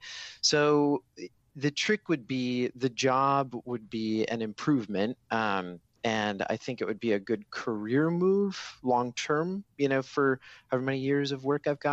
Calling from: Minneapolis, Minnesota, United States; I'm calling from Minneapolis, Minnesota

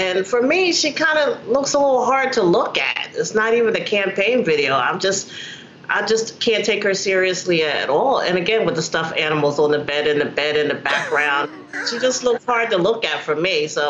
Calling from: Trenton, New Jersey, United States; I'm from Trenton, New Jersey

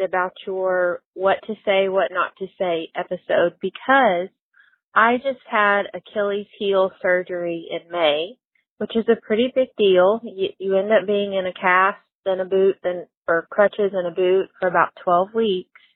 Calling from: Arkansas, United States; I'm calling from Arkansas

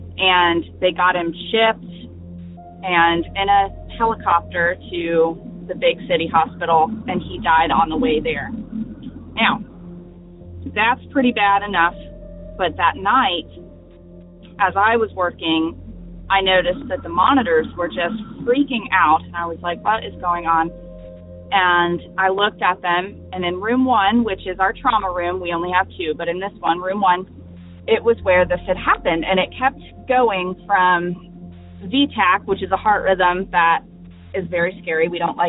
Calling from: Northwest North Carolina, United States; This is …. I am calling from Northwest North Carolina.

